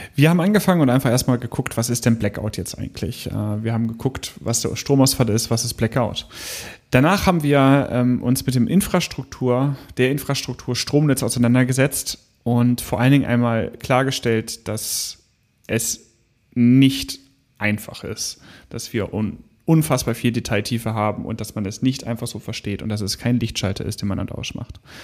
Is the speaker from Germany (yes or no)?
yes; Hanover, Lower Saxony, Germany; aus meiner Heimatregion Hannover